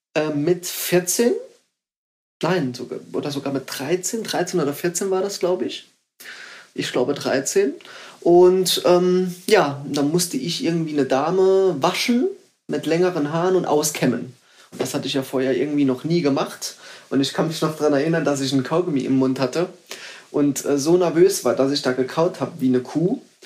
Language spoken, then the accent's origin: German; Saarbrücken, Saarland, Germany; born or raised there